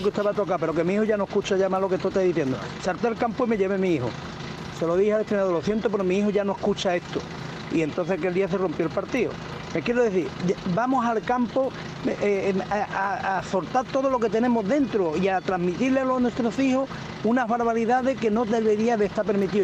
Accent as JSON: {"language": "Spanish", "town": "Seville", "region": "Andalusia", "country": "Spain", "said": "soy de Sevilla"}